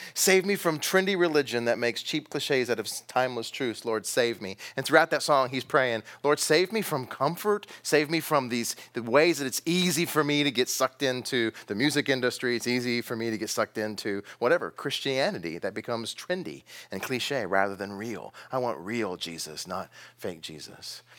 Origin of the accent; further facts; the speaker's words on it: Texas, United States; I'm from Texas